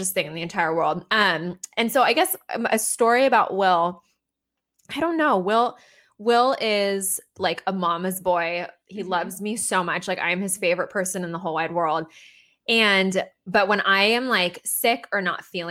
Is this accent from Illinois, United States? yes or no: no; California, United States; We're from California